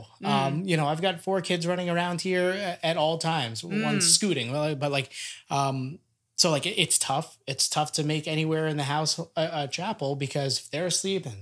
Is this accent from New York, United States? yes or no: yes; Long Island, New York, United States; we're from Long Island.